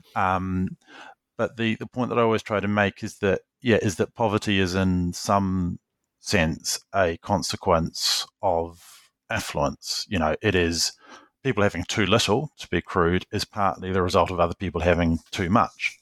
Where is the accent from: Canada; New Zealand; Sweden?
New Zealand; also born or lived in London, United Kingdom; I grew up in New Zealand and I studied here